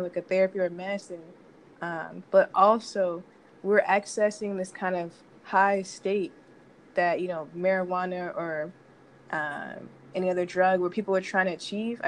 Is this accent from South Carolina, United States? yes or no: no; Arlington, Texas, United States; moved away as an adult; also born or lived in St. Louis, Missouri; now in Los Angeles, United States; I'm originally from Arlington, Texas, which some would say Dallas. I've been here 1 year in LA. I'm a transplant.